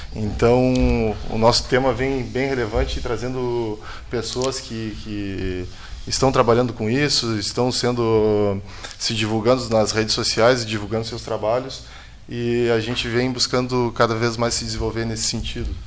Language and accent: Portuguese; Rio Grande, Rio Grande do Sul, Brazil; now in Pelotas, Brazil; Eu sou, sou de Pelotas, mas natural de Rio Grande